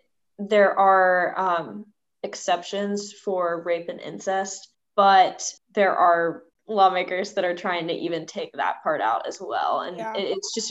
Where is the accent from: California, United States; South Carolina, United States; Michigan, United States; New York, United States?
South Carolina, United States; Columbia; now in Greenville, United States; So as you all know, I'm from South Carolina. I'm currently living in Greenville. I'm from Columbia.